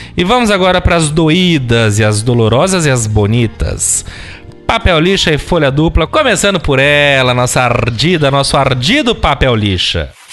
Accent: São Paulo, Brazil; nós, como paulistanos

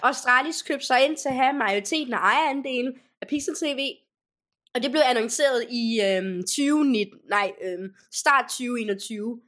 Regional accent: Denmark; hvor jeg er fra, så det er ikke altid, de ved, hvad Danmark er

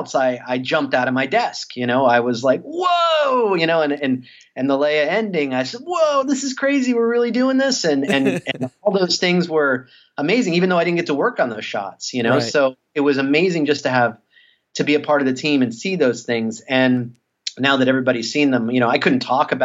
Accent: South Florida, United States; I'm an East Coaster, you know, I'm from South Florida

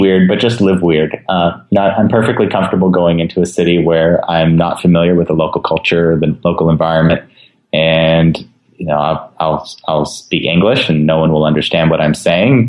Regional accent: West Coast, United States; I've been to Hawaii many times growing up on the West Coast

